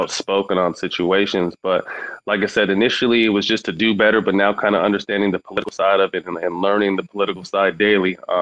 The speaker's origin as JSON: {"language": "English", "town": "Sacramento", "region": "California", "country": "United States", "tie": "born or raised there", "said": "I'm working on a few projects in Sacramento. Mm-hmm. To continue to improve my hometown."}